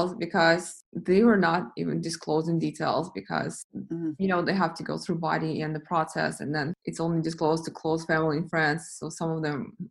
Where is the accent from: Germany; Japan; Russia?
Russia; moved away; I was born in Russia